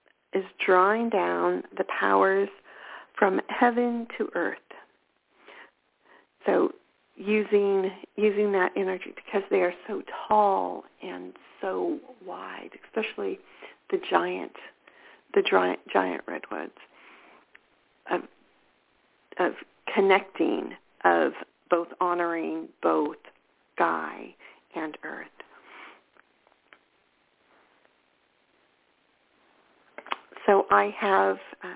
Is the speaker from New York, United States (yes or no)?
no; California, United States; I'm a California girl.